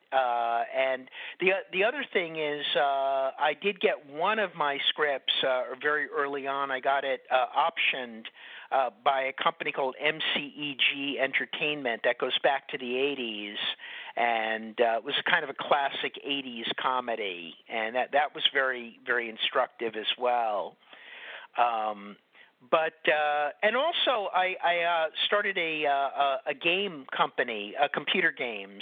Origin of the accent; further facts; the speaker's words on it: New York, United States; I grew up in New York, so I wasn't living with him all the time